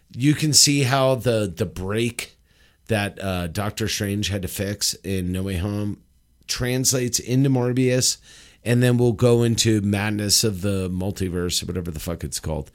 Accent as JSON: {"language": "English", "town": "Los Angeles", "region": "California", "country": "United States", "moved": "yes", "said": "Los Angeles"}